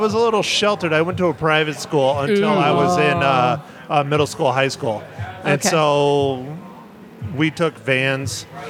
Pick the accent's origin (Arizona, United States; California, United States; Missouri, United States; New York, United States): Arizona, United States; Sierra Vista; But I grew up in Arizona. So I grew up in southern Arizona.